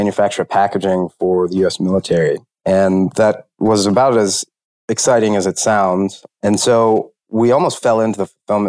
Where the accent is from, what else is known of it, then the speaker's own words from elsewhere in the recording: Huntsville, Alabama, United States; grew up in Huntsville, Alabama